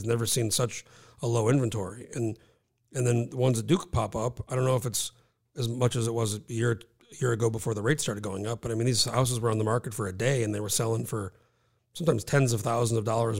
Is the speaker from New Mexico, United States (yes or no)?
yes; New Mexico, United States; I'm from Mexico, and I lived there 19 years